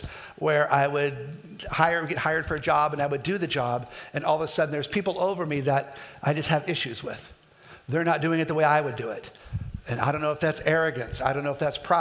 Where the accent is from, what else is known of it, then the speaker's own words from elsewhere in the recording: Kansas, United States; I'm from Kansas